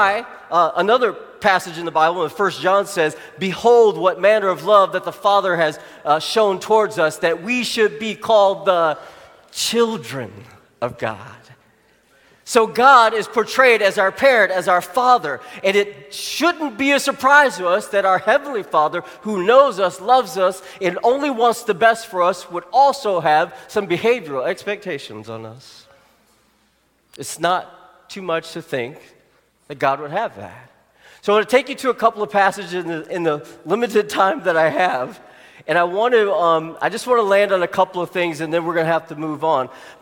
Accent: Arkansas, United States; where I grew up in Arkansas

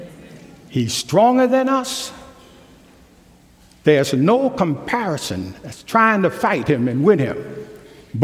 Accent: New York, United States; moved away; I grew up in New York

